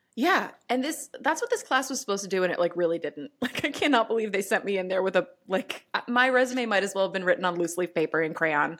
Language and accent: English; New York City, New York, United States; I'm a New Yorker